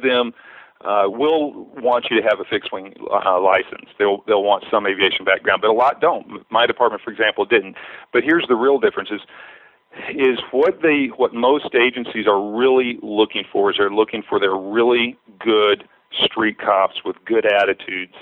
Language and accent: English; Oktaha, Oklahoma, United States; also born or lived in San Diego County, California; now in San Diego, United States; I grew up in Oaktaha, a really small town in Muskogee County